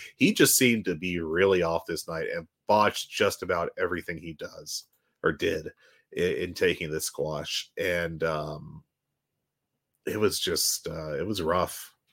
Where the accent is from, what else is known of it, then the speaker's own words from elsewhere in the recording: West Virginia, United States; you say that to me like I'm not from West Virginia